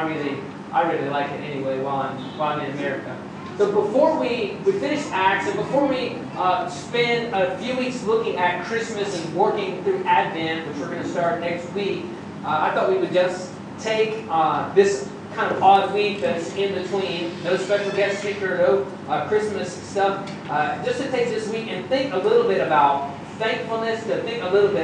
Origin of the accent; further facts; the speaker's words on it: United States; as an American